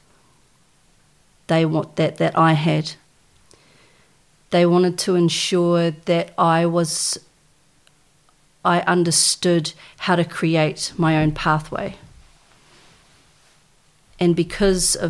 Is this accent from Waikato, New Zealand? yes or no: yes; Tokoroa, Waikato, New Zealand; also born or lived in Waihi; I was born in Waihi and I was raised in a little town called Tokoroa